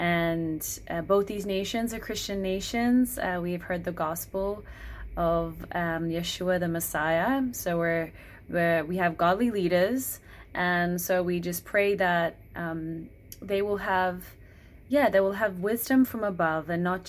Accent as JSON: {"language": "English", "country": "Australia", "also_born_or_lived": "Vanuatu", "said": "I'm from Australia and Vanuatu. Vanuatu is a little island nation in the South Pacific."}